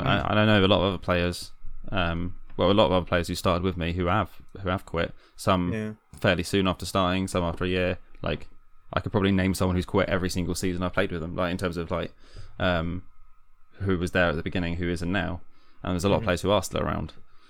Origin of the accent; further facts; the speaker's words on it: London, United Kingdom; I came from London to move here because we got married, because Hannah's from here, my wife.